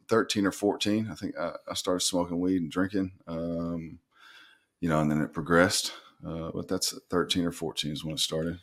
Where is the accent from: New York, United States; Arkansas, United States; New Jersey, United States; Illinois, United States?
Arkansas, United States; North Little Rock; moved away as an adult; also born or lived in Florida / Michigan / Cuba; I'm from Northern Rock, Arkansas, uh, born and raised.